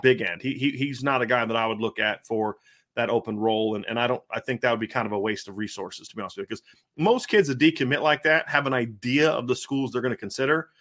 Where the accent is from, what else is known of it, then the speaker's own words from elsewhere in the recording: Ohio, United States; I grew up in Ohio